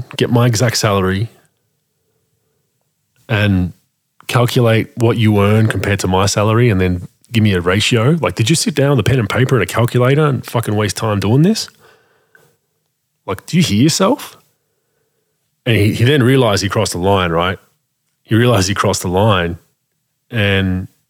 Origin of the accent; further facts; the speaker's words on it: Australia; we have as Australian people